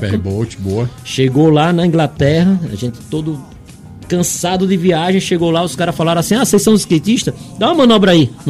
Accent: Aracaju, Sergipe, Brazil; eu saí de Aracaju pra cá pra correr o um campeonato

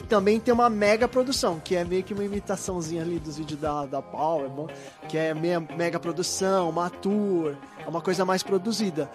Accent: São Paulo, Brazil; eu sou de Itaquera, Arthur Alvinha, ali da região

